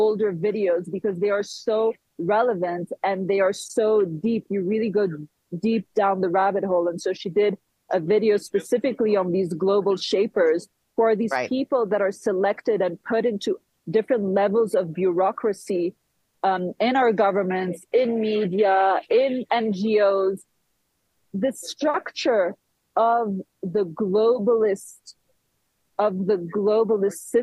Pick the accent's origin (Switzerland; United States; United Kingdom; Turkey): Switzerland; my mom is Swiss, and I was born in Switzerland and raised in Switzerland